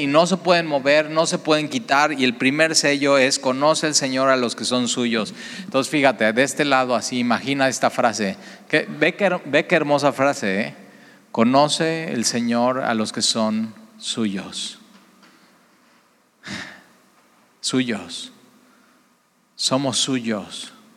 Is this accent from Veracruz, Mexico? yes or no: yes; Veracruz, Mexico